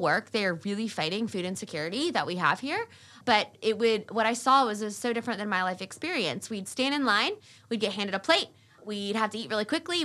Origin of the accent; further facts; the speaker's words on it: Wake Forest, North Carolina, United States; also born or lived in Raleigh, North Carolina; I grew up in the Wake Forest area